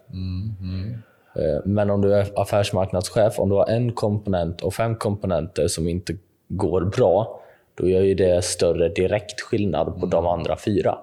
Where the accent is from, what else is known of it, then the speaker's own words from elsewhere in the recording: Jönköping, Jönköping County, Sweden; min hemstad, säkert Jönköping